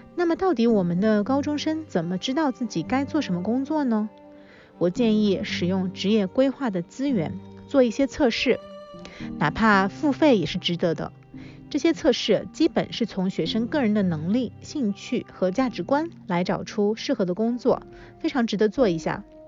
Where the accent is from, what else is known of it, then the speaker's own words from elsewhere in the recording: China; now in Canada; 我们中国学生